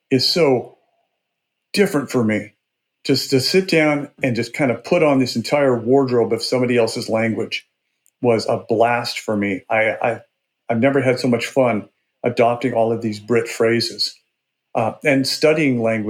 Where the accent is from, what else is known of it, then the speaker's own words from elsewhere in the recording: Burbank, Washington, United States; I grew up in a little town called Burbank, Washington, which was about 300 people on the Snake River in eastern Washington state.